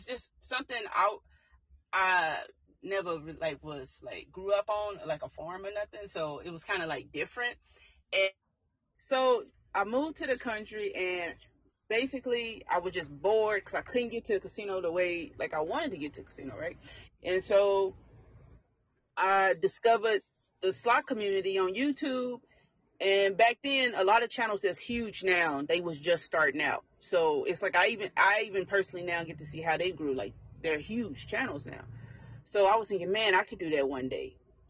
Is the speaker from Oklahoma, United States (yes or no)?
yes; Tulsa, Oklahoma, United States; I grew up in Tulsa, Oklahoma. Okay. And born and raised, still in Oklahoma.